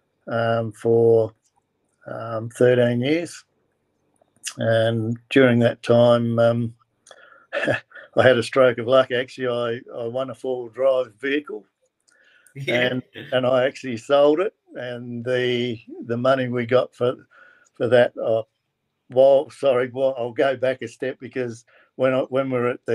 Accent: Kingston, South Australia, Australia; also born or lived in Victor Harbor, South Australia; I was born in Kingston, down the southeast of South Australia, and lived on a farm there

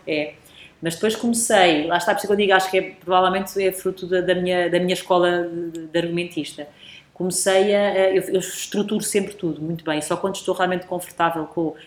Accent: Alentejo, Portugal; moved away as an adult; eu vinha do Alentejo

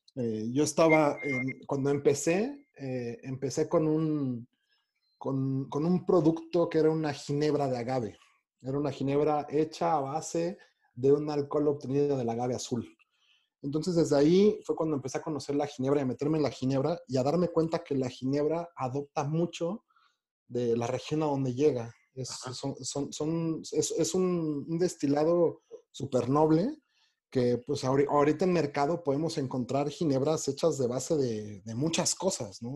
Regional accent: Mexico; siendo mexicano, siendo mexicano

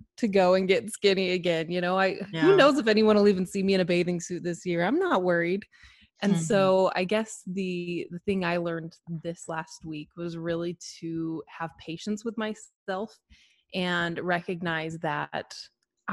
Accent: Utah, United States; I grew up here in Utah

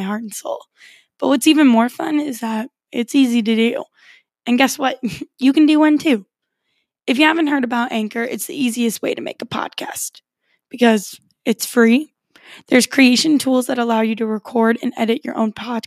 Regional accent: St. Louis, Missouri, United States; I'm from St. Louis, Missouri.

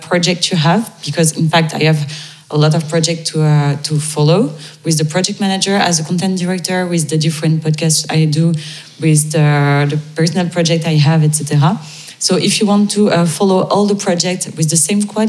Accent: France; I'm French from France

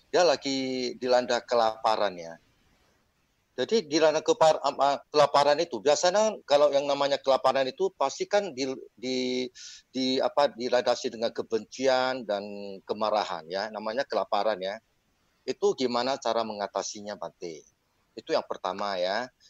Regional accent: Medan, North Sumatra, Indonesia; Ini eh, saya dari Medan ya

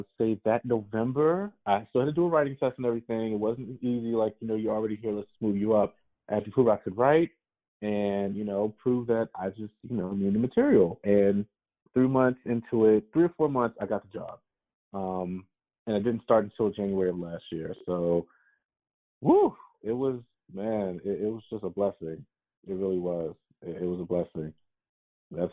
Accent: Baltimore, Maryland, United States; I'm from Baltimore. I grew up in Baltimore watching WBAL

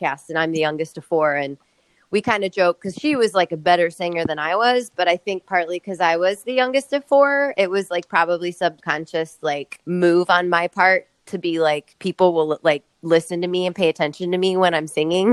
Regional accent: Rock Island, Illinois, United States; moved away as an adult; also born or lived in California; now in Northeast Iowa, United States; I grew up in the Quad Cities. So Rock Island, Illinois, Northwestern Illinois, just across the river, though, from, you know, like Davenport and Bettendorf, Iowa. So Quad Cities, born and bred

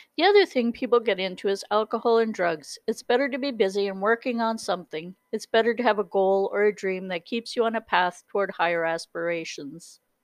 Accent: the Maritimes, Canada; moved away as an adult; I've always been a maritimer. I was born in the Maritimes

